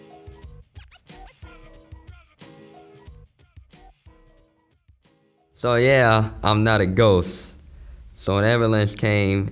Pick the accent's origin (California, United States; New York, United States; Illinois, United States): California, United States; San Francisco; I grew up in San Francisco. I moved here when I was about 5.